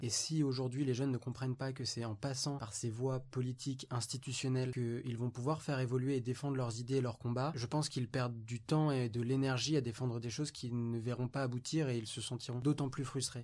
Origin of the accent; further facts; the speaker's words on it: Vendôme, Centre-Val de Loire, France; je viens de Vendôme, dans le Loir-et-Cher